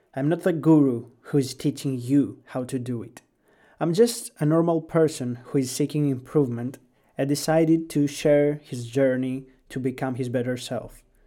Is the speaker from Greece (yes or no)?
yes; Greece; English is a second language; I was born and raised in Greece